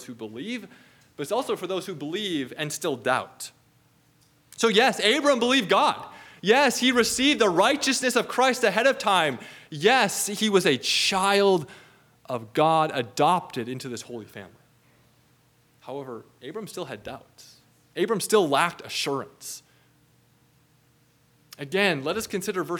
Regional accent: Minnesota, United States; growing up in Minnesota

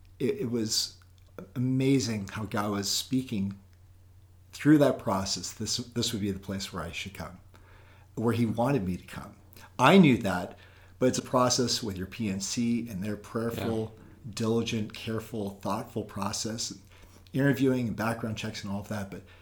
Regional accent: Oakland, California, United States; also born or lived in Minnesota; now in Maryland, United States; I'm out in Maryland. I'm originally from California, Oakland, California, born and raised, 9 years in Minnesota. We're out in Maryland for 7 years.

